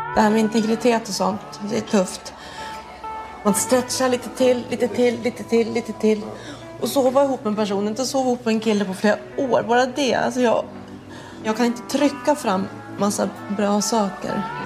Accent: Sweden; som svensk tycker jag att det är så konstigt

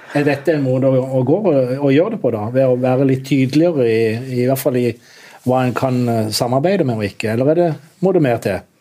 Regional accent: Kristiansand, Agder, Norway; som kristiansander

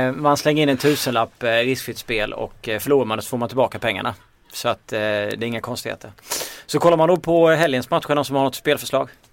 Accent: Småland, Sweden; accent: Småländska; min småländska dialekt

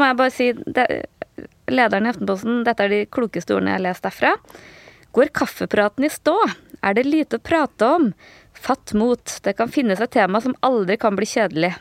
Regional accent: Trøndelag, Norway; jeg føler meg som trønder, men jeg føler meg også som, som nordtrønder

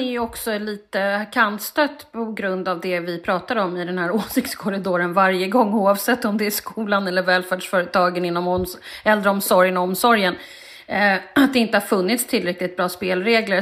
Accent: Stockholm, Stockholm County, Sweden; jag växte upp i Stockholms innerstad

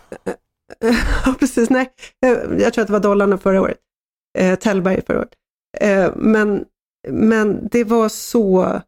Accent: Sweden; som svensk

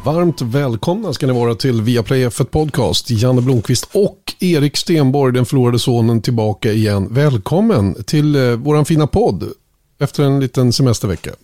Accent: Sweden; som svensk

